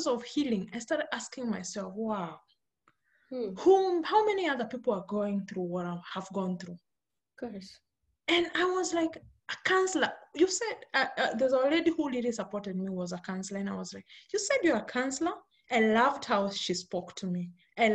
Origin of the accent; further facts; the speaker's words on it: Kenya; I'm born and brought up in Kenya. Kenya is in Africa. And I grew up in the village.